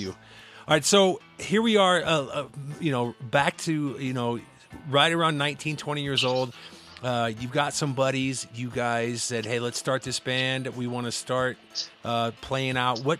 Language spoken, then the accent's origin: English; Midwest, United States; I grew up in the Midwest in the 80s